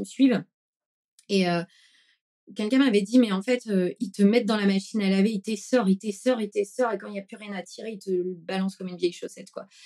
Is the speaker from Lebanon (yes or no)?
no; Brittany, France; also born or lived in Paris; now in Bordeaux, France; je suis née en Bretagne dans les années 80